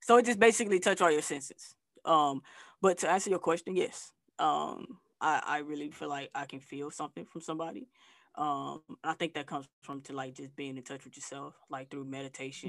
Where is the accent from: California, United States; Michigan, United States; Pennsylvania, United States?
Michigan, United States; Flint; moved away as an adult; also born or lived in Texas / Arkansas / Tennessee / Atlanta; now in Southern United States; I'm from Flint, Michigan, uh, but I've been living uh, in the South.